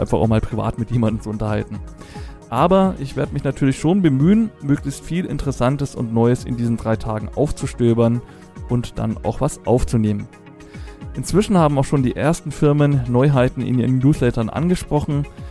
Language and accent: German; Franconia, Germany; Als Franke spreche ich Englisch very well